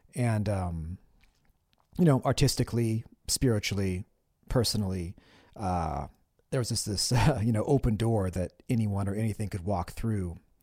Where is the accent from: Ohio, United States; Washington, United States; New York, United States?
Washington, United States; Olympia; growing up in Olympia during those days, like, you know, I graduated high school in nineteen ninety-six